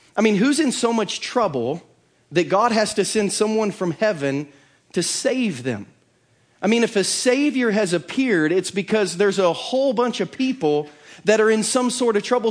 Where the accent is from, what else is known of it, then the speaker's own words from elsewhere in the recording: Bainbridge, United States; now in Lee's Summit, United States; the village of Bainbridge. I grew up in a village like an elf